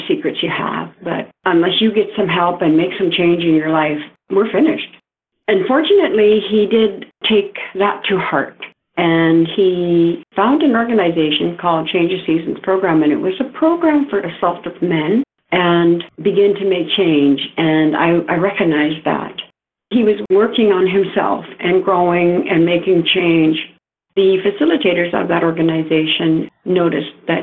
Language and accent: English; Lillooet, British Columbia, Canada; I come from the Lillooet Nation, and that is just about 30 minutes north of Whistler in BC.